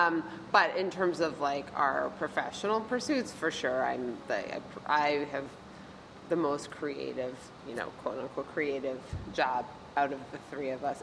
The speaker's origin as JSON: {"language": "English", "town": "Wethersfield", "region": "Connecticut", "country": "United States", "tie": "born or raised there", "also_born_or_lived": "West Coast", "moved": "yes", "lives_now": "New York, United States", "said": "I grew up outside of Hartford in a town called Wethersfield"}